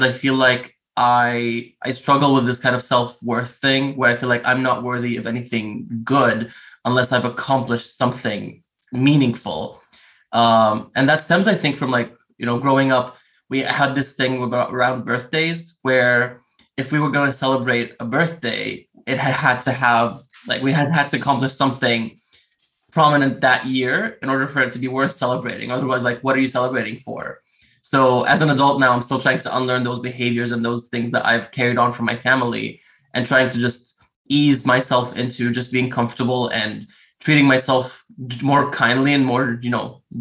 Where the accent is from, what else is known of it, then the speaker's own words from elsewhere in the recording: Damascus, Damascus Governorate, Syria; now in Moscow, Russia; originally from Damascus, Syria, but I currently live in Moscow.